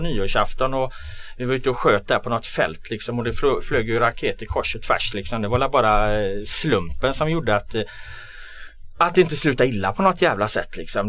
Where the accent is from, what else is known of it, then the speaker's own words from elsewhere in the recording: Gothenburg, Västra Götaland, Sweden; jag är från Göteborg